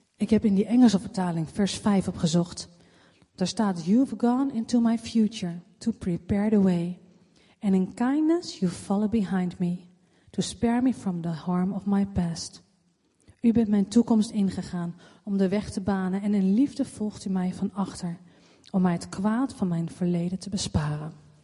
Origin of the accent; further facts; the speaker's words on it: Leidschendam, South Holland, Netherlands; geboren in Leidsendam